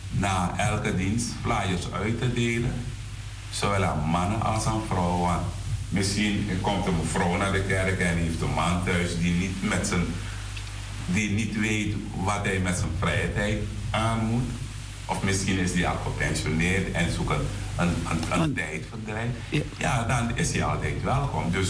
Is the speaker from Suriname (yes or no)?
yes; Suriname; now in Netherlands; Maar we zijn vanuit Suriname hier naartoe gekomen. In Suriname hadden we andere normen en waarden die werden gedragen door de gehele gemeenschap.